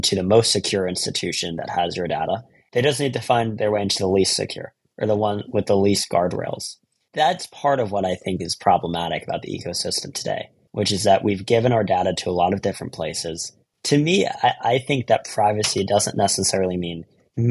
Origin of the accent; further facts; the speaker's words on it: Philadelphia, Pennsylvania, United States; moved away as an adult; also born or lived in California; now in New York, United States; I grew up in Philadelphia